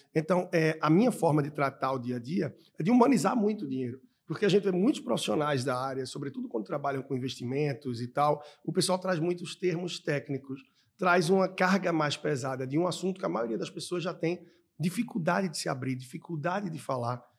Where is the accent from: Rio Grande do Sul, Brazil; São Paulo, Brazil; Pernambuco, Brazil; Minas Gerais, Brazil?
Pernambuco, Brazil; Recife; moved away as an adult; also born or lived in Australia / East Timor / Angola / Peru; na minha terra, em Recife